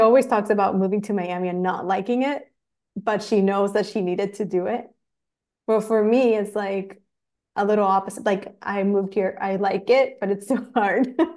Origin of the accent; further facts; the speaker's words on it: Chile; moved away as an adult; also born or lived in Los Angeles, United States; I'm from Chile. I moved to L A nine years ago